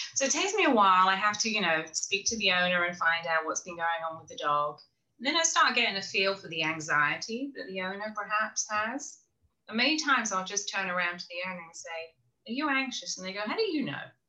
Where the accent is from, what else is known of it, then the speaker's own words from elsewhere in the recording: England, United Kingdom; also born or lived in Florida; now in South Carolina, United States; I'm from England originally